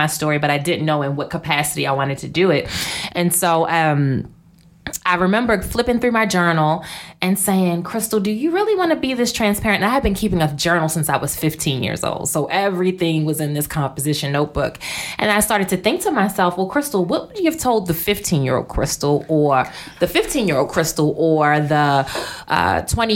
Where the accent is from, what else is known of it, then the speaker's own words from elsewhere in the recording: Baltimore, Maryland, United States; I grew up in Baltimore. Mm-hmm. And growing up in Baltimore, single parent family